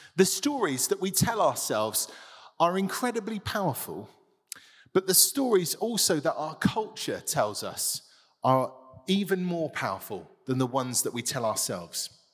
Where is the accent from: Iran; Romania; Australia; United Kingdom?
United Kingdom; Tiverton, South West England; I grew up in a, a market town, the other side of Devon